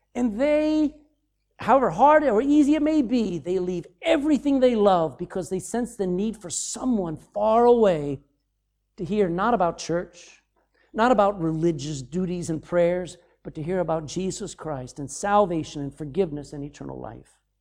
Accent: Texas, United States; I'm from Texas

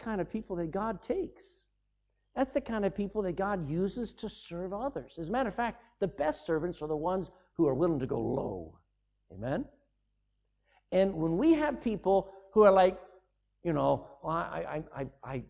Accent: United States; moved away; I'm an American

